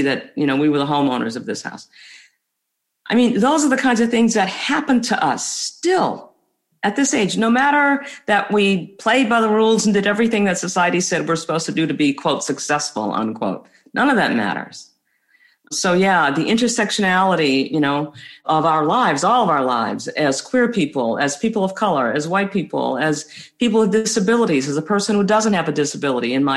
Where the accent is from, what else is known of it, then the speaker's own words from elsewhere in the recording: United States; as a person of color, as an American of color